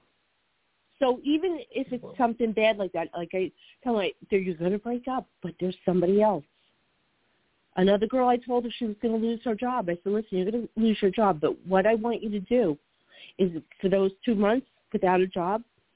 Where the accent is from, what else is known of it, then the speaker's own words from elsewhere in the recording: New Jersey, United States; accent: Jersey; my Jersey accent